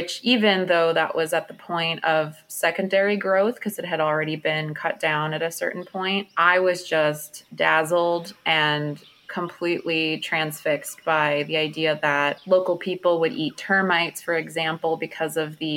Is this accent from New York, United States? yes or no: yes; New York City, New York, United States; moved away as an adult; now in Washington, D.C., United States; growing up in Brooklyn, New York